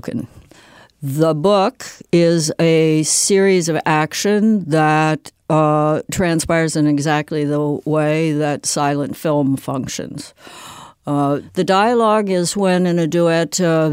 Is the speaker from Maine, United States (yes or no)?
no; Southern California, United States; born or raised there